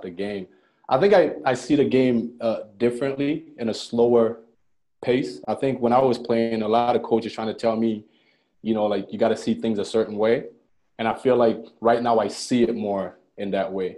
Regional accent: Montreal, Quebec, Canada; also born or lived in Ghana; I moved up to Montreal.

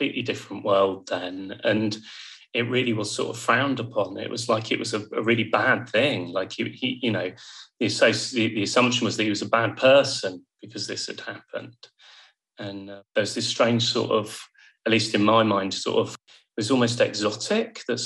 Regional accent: Bournemouth, South West England, United Kingdom; moved away as an adult; also born or lived in Yorkshire; I moved away from home, very far away. I went to the Yorkshire Sculpture Park to study art. And I'm from Bournemouth, so it couldn't be further.

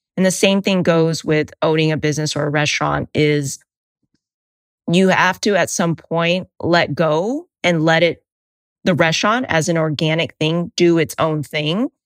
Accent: United States; I identify as Asian American or Vietnamese American

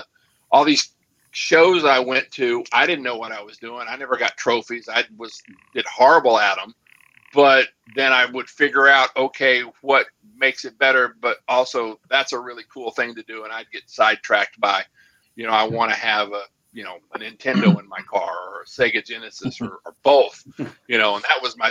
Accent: Arlington, Texas, United States; I grew up in Arlington, Texas

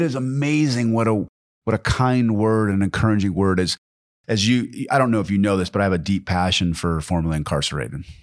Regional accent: Pacific Northwest, United States; moved away; also born or lived in Midwest; I actually grew up in the Pacific Northwest

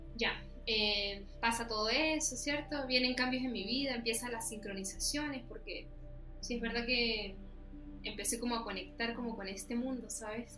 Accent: Venezuela; moved away as an adult; now in Chile; yo vivía en Venezuela. O sea, yo soy de Venezuela. Mi papá es chileno, pero él se fue para allá

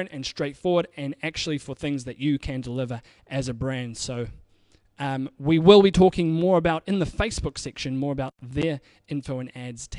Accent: New Zealand; I'm from New Zealand

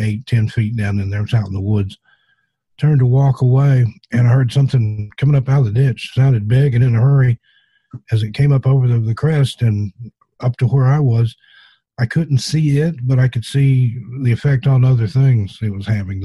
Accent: the South, in the Appalachians, United States; I grew up in the South, in the Appalachians

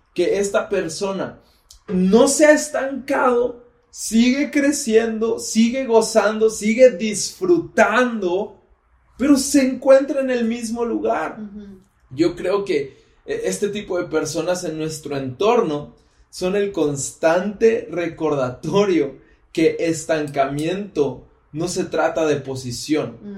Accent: State of Mexico, Mexico; Soy del Estado de México

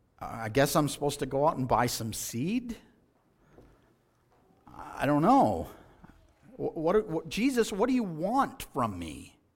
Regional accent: Texas, United States; I remember as a child growing up in West Texas, many a day were spent in the field hoeing weeds.

